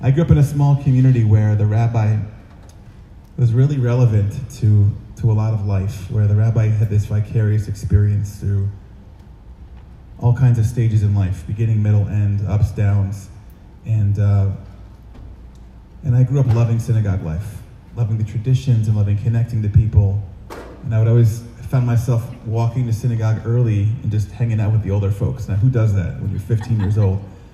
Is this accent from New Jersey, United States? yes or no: no; Schenectady, New York, United States; moved away; I grew up, my family grew up in Schenectady, New York, in upstate